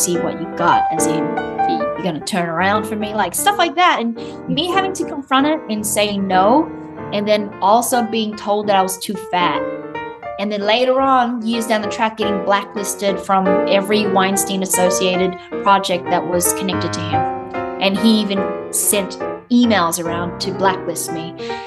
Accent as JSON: {"language": "English", "country": "Australia", "accent": "Australian", "said": "I'll go back into my Australian accent"}